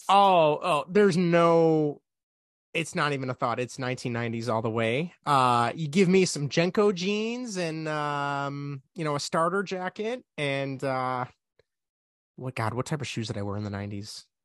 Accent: Chicago, Illinois, United States; I'm from Chicago

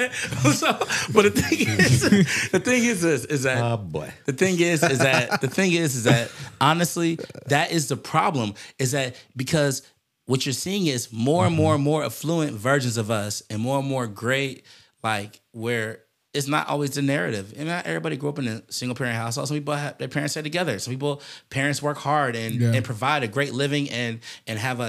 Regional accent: United States; I am an American

